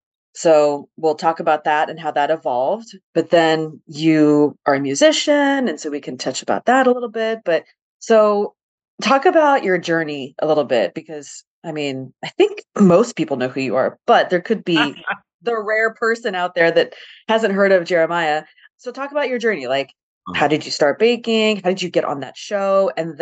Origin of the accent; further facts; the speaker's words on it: Sacramento, California, United States; my hometown of Sacramento.